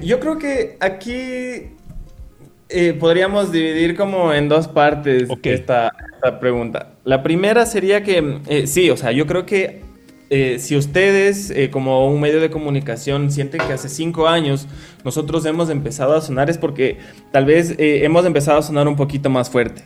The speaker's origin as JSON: {"language": "Spanish", "country": "Ecuador", "said": "nuestras raíces, con que somos ecuatorianos"}